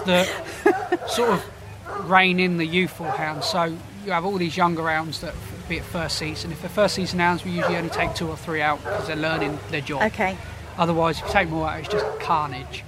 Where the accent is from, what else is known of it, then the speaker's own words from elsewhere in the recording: Portsmouth, South East England, United Kingdom; a Pompey boy, so I grew up in Portsmouth.